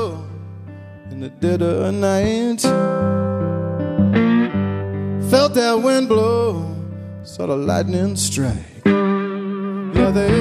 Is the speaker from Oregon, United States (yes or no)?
no; Oklahoma, United States; now in Nashville, United States; I grew up in Oklahoma, and I moved to Nashville several years